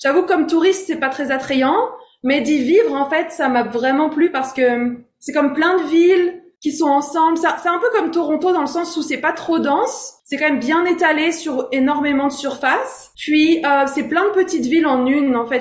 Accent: Rouen, Normandy, France; moved away as an adult; also born or lived in Strasbourg, France / Los Angeles, United States; now in Hamilton, Canada; Je suis née à Strasbourg, en France. Euh, mais j'ai grandi, euh, la plupart de mon enfance, euh, en Normandie, près de Rouen

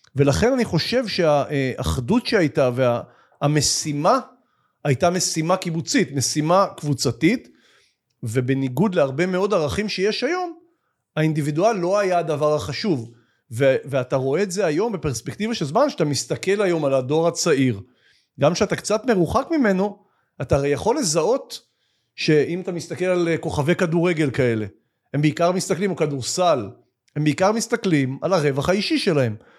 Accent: Yagur, Haifa District, Israel; הקיבוץ שבו גדלתי חוגג 100

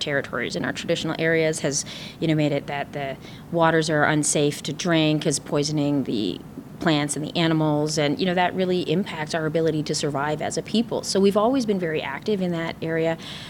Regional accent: Wikwemikong First Nation, Manitoulin Island, Ontario, Canada; I'm from the Wequamacong First Nation on Manitoulin Island

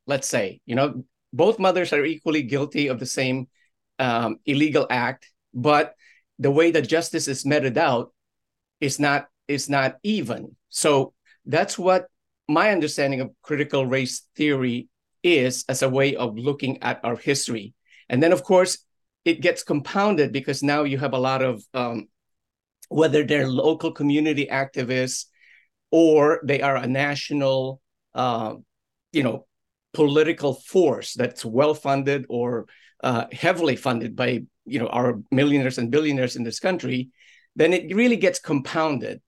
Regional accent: Orange, Connecticut, United States; my hometown of, of Orange

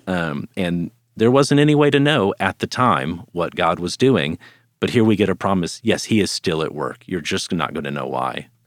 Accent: Dallas, Texas, United States; I grew up here in the Dallas area

